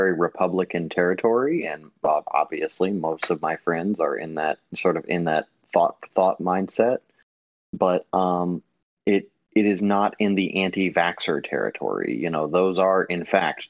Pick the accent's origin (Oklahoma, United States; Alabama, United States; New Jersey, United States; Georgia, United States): Georgia, United States; Atlanta; I'm from North Atlanta, so I'm in Georgia.